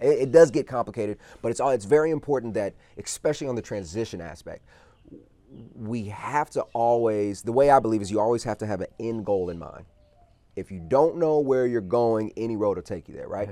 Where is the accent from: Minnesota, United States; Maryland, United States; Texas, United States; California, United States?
Texas, United States; moved away; I'm from Texas originally